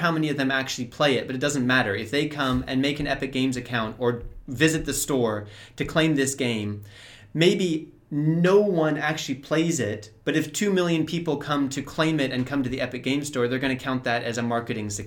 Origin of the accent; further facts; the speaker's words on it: California, United States; now in Prague, Czech Republic; I'm from California and I'm living in Prague now